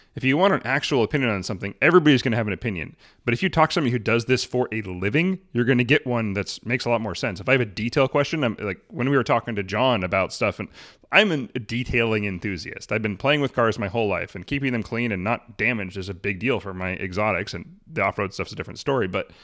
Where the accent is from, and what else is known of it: Arlington, United States; born or raised there